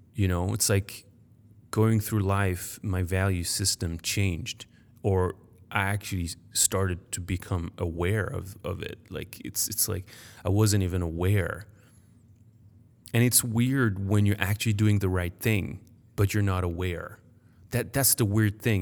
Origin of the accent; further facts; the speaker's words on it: Paris, Île-de-France, France; first language French; English is a second language; moved away as an adult; also born or lived in United States; I was born in Paris, I grew up there